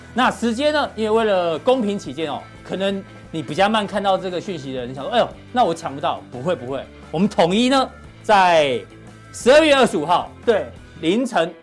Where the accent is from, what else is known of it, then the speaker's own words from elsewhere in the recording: Taiwan; 台湾人的生活其实跟国际上面其实几乎没有受到影响